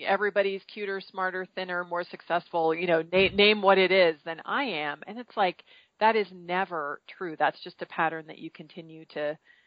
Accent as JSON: {"language": "English", "area": "Marin County", "region": "California", "country": "United States", "tie": "born or raised there", "said": "I grew up in Marin County, California, which is right mm-hmm. across from the Golden Gate Bridge in the Bay Area"}